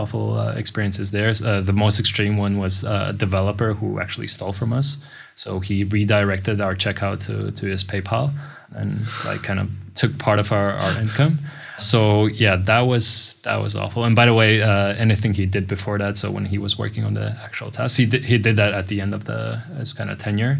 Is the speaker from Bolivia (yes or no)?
no; Riga, Latvia; moved away as an adult; now in Budapest, Hungary; originally I come from Latvia. My town or city is Riga.